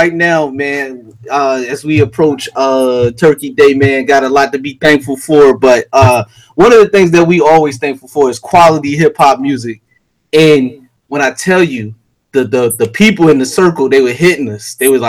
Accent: Philadelphia, Pennsylvania, United States; Now, I'm from Philly.

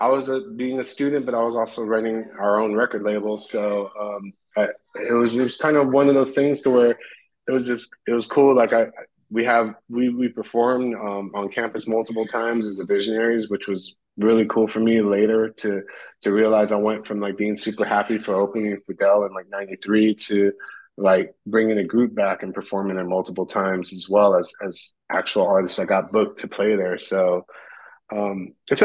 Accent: behind the Roadium swap meet, California, United States; grow up behind a rhodium swap meet, you know, where … and …

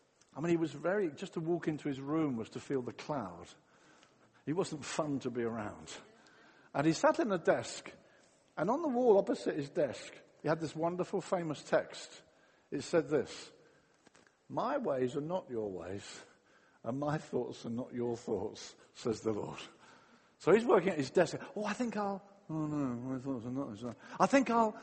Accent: England, United Kingdom

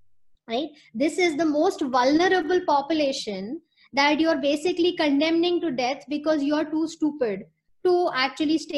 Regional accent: Lucknow, Uttar Pradesh, India; now in New York, United States; I'm from Lucknow

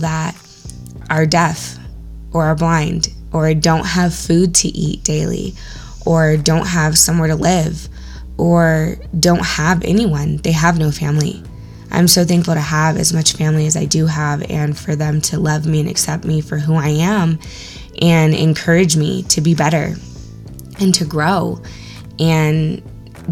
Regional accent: Orange County, California, United States; growing up in Orange County

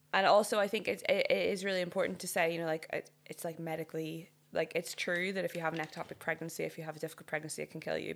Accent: Northern Ireland, United Kingdom; moved away; I'm from Northern Ireland

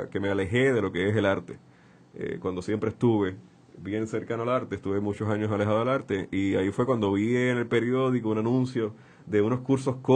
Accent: Santurce, Puerto Rico; Nací en el Hospital Pavía el 29 de marzo de 1981. Eh, me crié en el barrio Caimito.

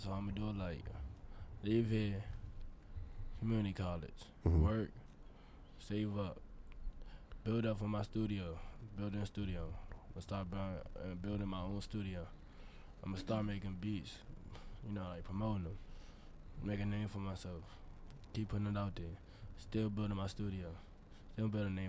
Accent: Washington, District of Columbia, United States; now in Prince George's County, United States; From D.C. I moved to PG.

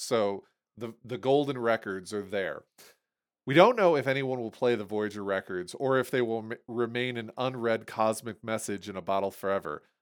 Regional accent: Toledo, Ohio, United States; moved away; I was born in Toledo.

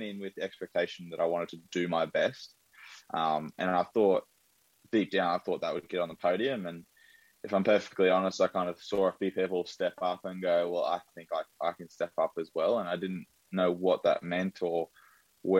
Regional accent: Brisbane, Queensland, Australia; I'm in Brisbane. So I grew up in Brisbane, born and bred.

